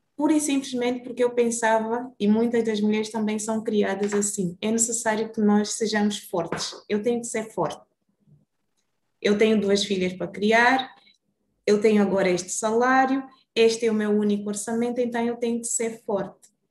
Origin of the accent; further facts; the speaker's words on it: Luanda, Luanda Province, Angola; moved away as an adult; also born or lived in Brazil; Saí de Luanda com 18 anos